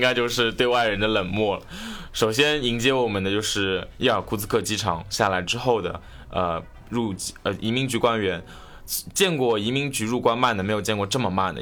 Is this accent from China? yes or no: yes; China; 如果他们猜不出来我是中国的话，好歹会猜个亚洲的